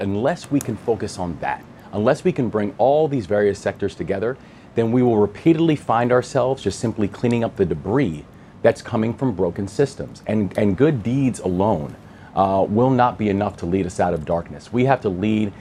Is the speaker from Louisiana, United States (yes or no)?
no; Maryland, United States; my home state, the state of Maryland